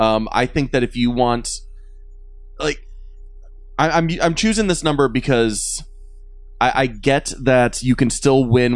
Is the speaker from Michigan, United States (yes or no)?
yes; Michigan, United States; now in Minnesota, United States; I was born in Michigan